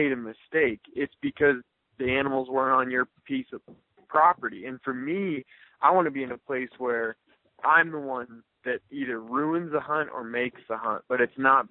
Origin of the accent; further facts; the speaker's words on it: Wyoming, United States; I grew up in Wyoming hunting areas